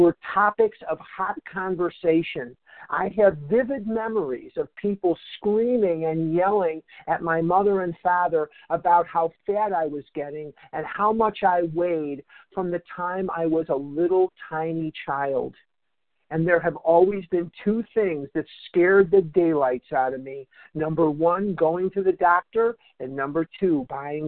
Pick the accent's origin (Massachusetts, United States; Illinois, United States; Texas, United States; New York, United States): Illinois, United States; Chicago; now in Scottsdale, United States; I was born in Chicago, raised in Chicago, educated in Chicago